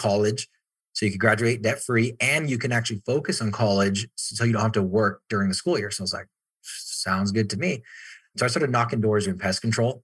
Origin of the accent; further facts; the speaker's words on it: Orem, Utah, United States; I'm just up the street in Pleasant Grove, but I grew up in Orem, so even closer